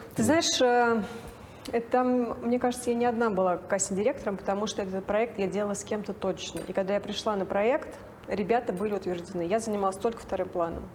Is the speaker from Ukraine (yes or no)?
no; Nizhny Novgorod, Nizhny Novgorod Oblast, Russia; moved away as an adult; also born or lived in Moscow; я сама из Нижнего Новгорода